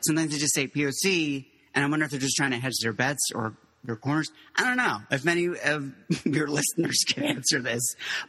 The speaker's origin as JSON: {"language": "English", "town": "Miami", "region": "Florida", "country": "United States", "tie": "born or raised there", "also_born_or_lived": "Mexico", "said": "then, yeah, we ended up in South Florida, in Miami. And that's where I went to high school. I just say I'm from Miami when people were like, they just want the short answer."}